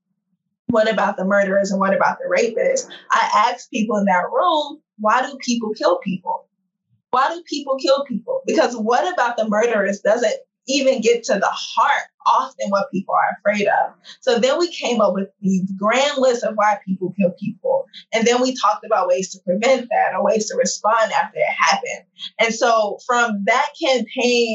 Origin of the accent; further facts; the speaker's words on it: St. Louis, Missouri, United States; moved away; I'm born and raised in St. Louis. I'm from St. Louis. I consider it my hometown